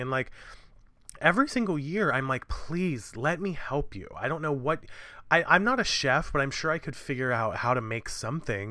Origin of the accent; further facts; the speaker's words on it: New York City, New York, United States; I'm a New Yorker